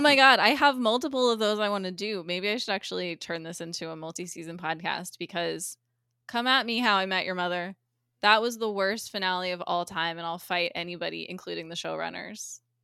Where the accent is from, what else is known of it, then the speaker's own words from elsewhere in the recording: United States; I'm American